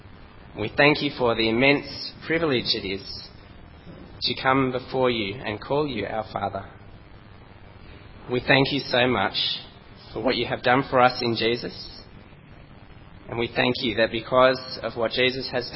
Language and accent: English; Australia; accent: strong Aussie; my strong Aussie accent